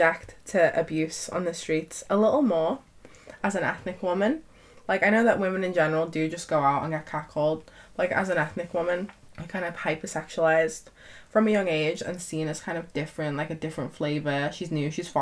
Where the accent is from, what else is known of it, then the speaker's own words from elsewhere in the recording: Knowsley, North West England, United Kingdom; I'm from the area, Knowsley/Merseyside